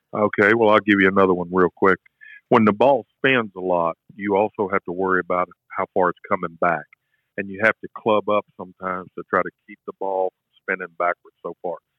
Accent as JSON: {"language": "English", "town": "Shreveport", "region": "Louisiana", "country": "United States", "tie": "born or raised there", "said": "I grew up in Shreveport, Louisiana"}